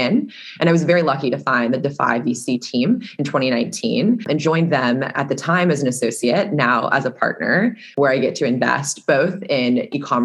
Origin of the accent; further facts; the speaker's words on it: Seattle, Washington, United States; I grew up in the Pacific Northwest, Seattle to be specific.